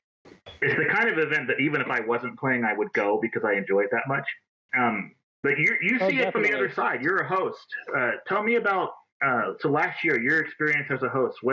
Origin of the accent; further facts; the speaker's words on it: Xenia, Ohio, United States; now in Fairborn, United States; growing up in Xenia, went to Yellow Springs an awful lot